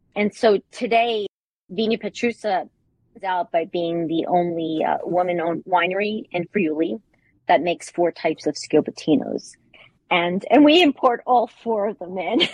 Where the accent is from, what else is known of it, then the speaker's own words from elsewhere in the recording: New York, United States; moved away as an adult; now in Bologna, Italy; I'm originally from New York, uh, spent about 30 years in banking and technology